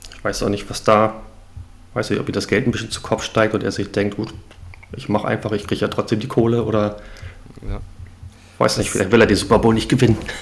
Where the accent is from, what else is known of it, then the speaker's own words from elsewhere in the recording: Hamburg, Germany; komme aus Hamburg, aus dem hohen Norden.